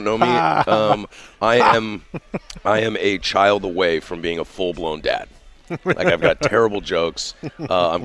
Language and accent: English; Vancouver, Washington, United States; I grew up in Vancouver